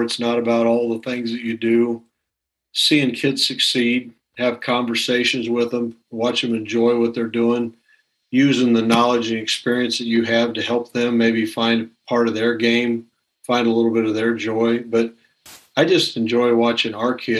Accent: near Lafayette, Indiana, United States; we grew up near Lafayette, Indiana

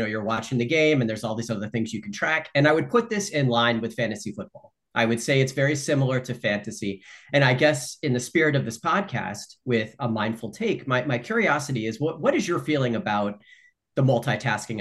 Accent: Philadelphia, Pennsylvania, United States; I'm from the Philly area

